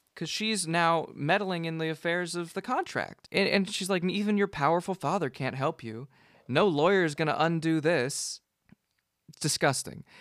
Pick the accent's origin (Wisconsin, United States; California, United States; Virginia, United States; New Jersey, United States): California, United States; Gilroy; moved away as an adult; now in Seattle, United States; I grew up in Gilroy